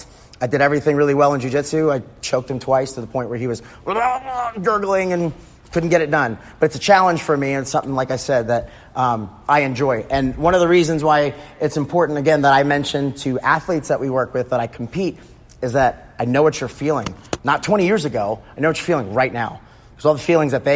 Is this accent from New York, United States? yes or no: yes; New York, United States; moved away as an adult; now in Texas, United States; I grew up in New York, so when I moved to Texas